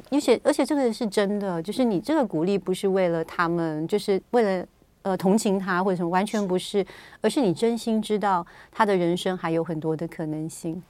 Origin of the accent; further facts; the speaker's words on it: Taiwan; 我们台湾人，有时候不是每天出门去都会化妆